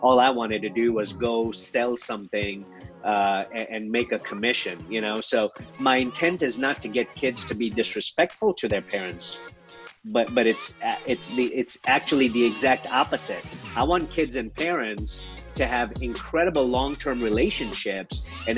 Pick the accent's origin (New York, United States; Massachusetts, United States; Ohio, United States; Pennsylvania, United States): Ohio, United States; Columbus; Yeah, so I was raised by a single mom on the east side of Columbus, Ohio, which is right smack dab in the middle of the state and the capital.